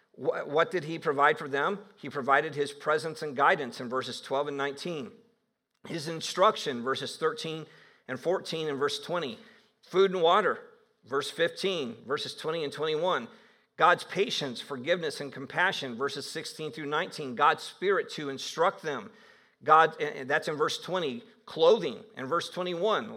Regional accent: Northeast Ohio, United States; I did grow up in Northeast Ohio

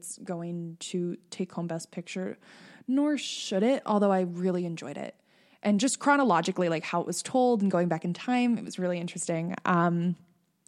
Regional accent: Northeastern Pennsylvania, United States; I'm from Northeastern Pennsylvania

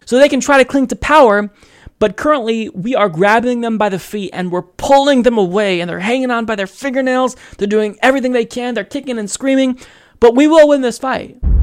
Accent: United States; As an American

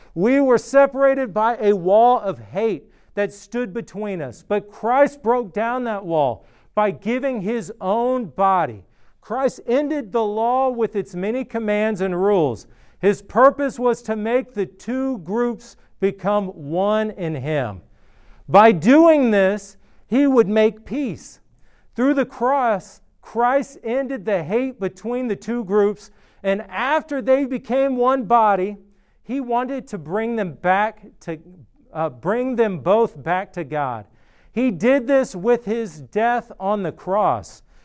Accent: outside of Atlanta, Georgia, United States; moved away as an adult; also born or lived in Athens, Georgia; now in Clemson, United States; I grew up outside of Atlanta and then lived in Atlanta for a while

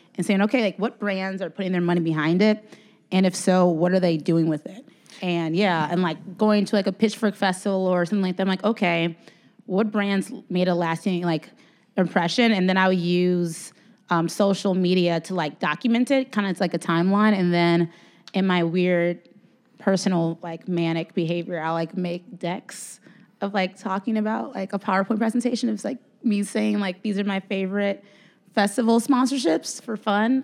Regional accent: Chicago, Illinois, United States; I'm from Chicago

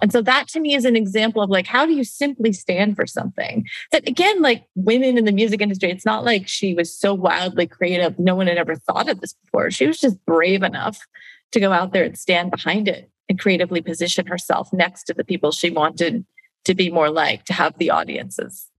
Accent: Canada; I'm Canadian, I grew up in Canada

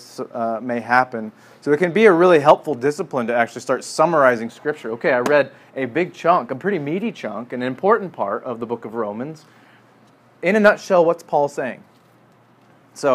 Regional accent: Midwest, United States; growing up in the Midwest

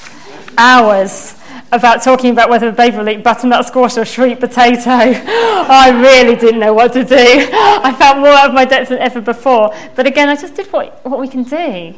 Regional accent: Norfolk, East of England, United Kingdom; moved away as an adult; now in London, United Kingdom; I moved in with Hilda and Davina. So I'm a country girl from Norfolk.

